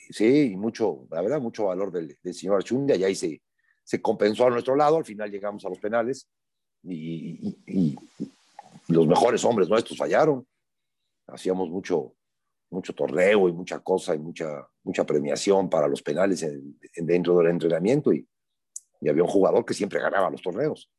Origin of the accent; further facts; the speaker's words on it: Puebla, Mexico; Yo soy un poblano de 62 años que toda mi vida he estado involucrado en el fútbol, en particular en Puebla, aquí vivo aquí siempre he vivido